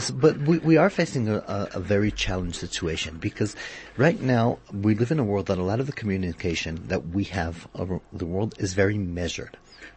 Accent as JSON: {"language": "English", "country": "South Africa", "said": "I do get a feeling sometimes that our community as a South African community is a bit behind the world in that area."}